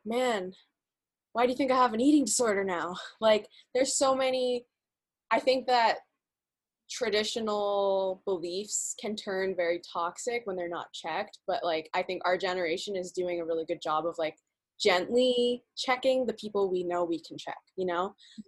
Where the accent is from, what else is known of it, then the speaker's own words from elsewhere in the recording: Pakistan; But, like, I'm Pakistani and Muslim.